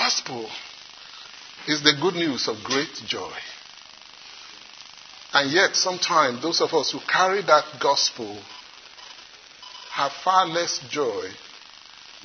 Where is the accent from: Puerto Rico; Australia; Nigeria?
Nigeria; accent: Nigerian; now in South Carolina, United States; In the part of the world where I come from, some of you may have been able to guess already, I come from Nigeria, although I live in South Carolina now.